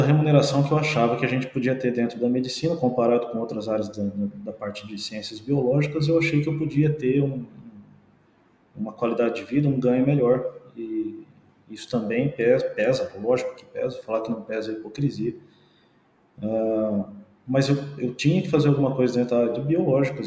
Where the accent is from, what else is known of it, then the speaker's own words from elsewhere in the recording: Pompeia, São Paulo, Brazil; now in Marília, Brazil; eu sou daqui do interior, né? eu sou de, eu sou de Pompeia, eh, cidadezinha vizinha de Marília aqui